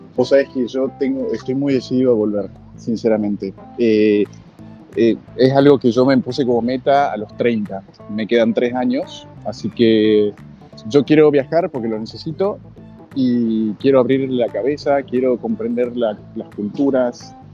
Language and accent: Spanish; Salta, Argentina; moved away as an adult; now in Frankfurt, Germany; la gente te pregunta de dónde sos y obviamente uno con orgullo dice salta Argentina